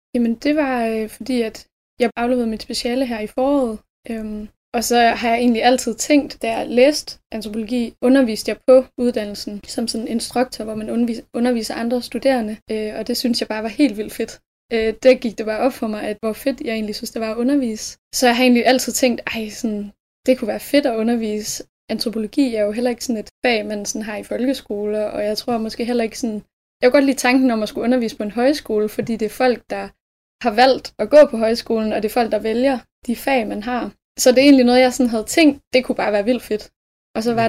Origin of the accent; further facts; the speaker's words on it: Skanderborg area, Central Denmark Region, Denmark; moved away as an adult; now in Aarhus, Denmark; Jeg er fra øhm, en lille by, der hedder Algen, som ligger sådan omkring ved Skanderborg-området